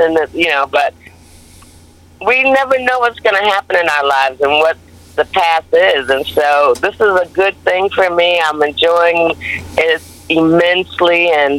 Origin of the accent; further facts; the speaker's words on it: Hartford, Connecticut, United States; You know, I grew up in Hartford, Connecticut, and I love being on the East Coast.